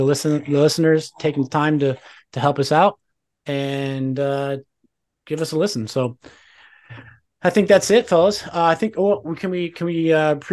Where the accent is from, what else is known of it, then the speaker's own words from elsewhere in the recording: Tucson, Arizona, United States; I grew up in Tucson, Arizona. I'm from Tucson, Arizona